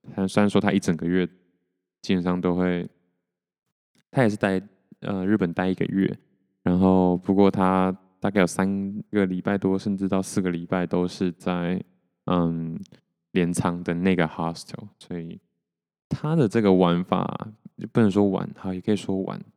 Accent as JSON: {"language": "Chinese", "country": "Taiwan", "tie": "born or raised there", "said": "我是，出生在台湾嘛"}